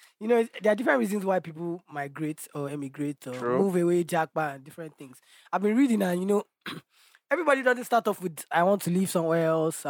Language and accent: English; Nigeria